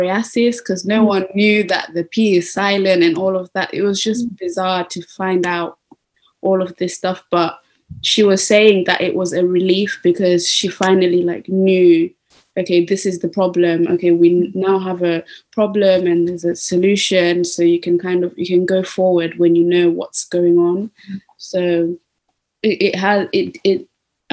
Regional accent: Zimbabwe; I was born in Zimbabwe.

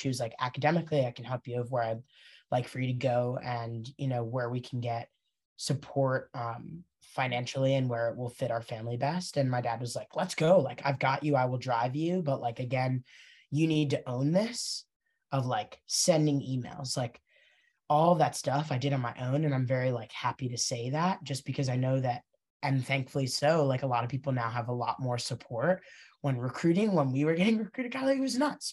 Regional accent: Princeton, New Jersey, United States; I grew up in Princeton

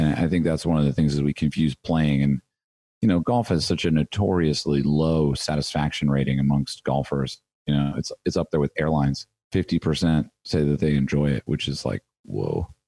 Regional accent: United States; as an American golfer

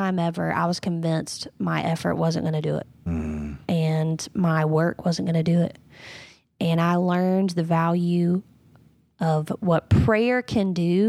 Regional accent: North Carolina, United States; now in South Carolina, United States; I grew up in North Carolina, yep, from the coast, moved here to South Carolina, and I've only ever known Bible Belt.

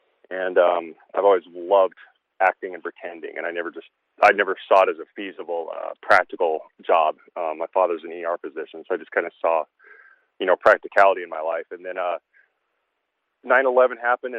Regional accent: Idaho, United States; I grew up in Idaho, thus my love for the ranch I'm at, and grew up in Idaho

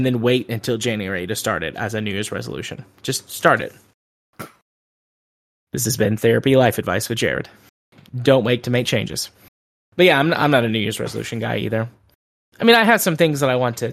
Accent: Deep South, United States; I'm from the Deep South

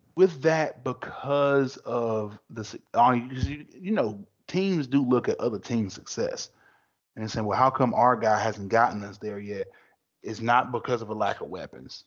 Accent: Durham, North Carolina, United States; I grew up in Durham

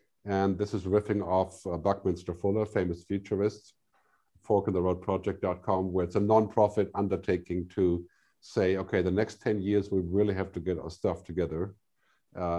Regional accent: Germany; now in Switzerland; I'm from Germany

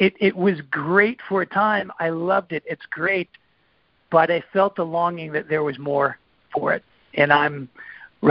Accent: San Juan Island, Washington, United States; moved away as an adult; I grew up on San Juan Island, a small farming town, no stoplights, no fast food

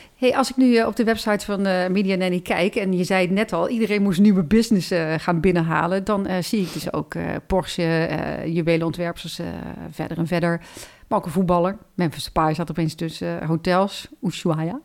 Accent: Netherlands; als Nederlanders

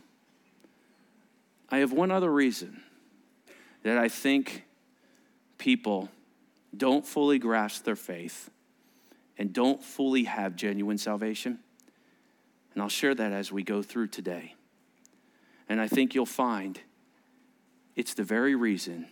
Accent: United States; being an American kid, I didn't really understand some of this Jewish language

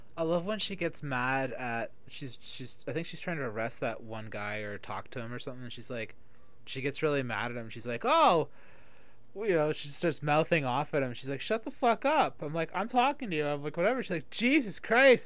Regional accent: Toronto, Ontario, Canada; moved away; I grew up in Toronto. So that was the time period that I grew up there. Uh, I left Toronto in, like, at the end of 94, 95.

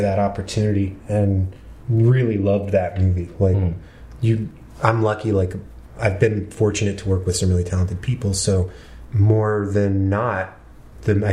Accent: Marietta, Georgia, United States; born or raised there; now in Los Angeles, United States

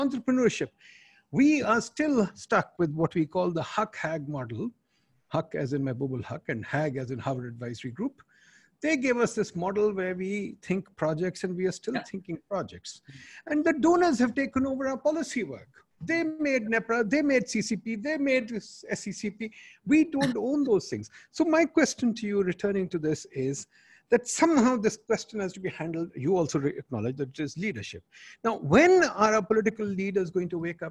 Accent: Pakistan; as a Pakistani

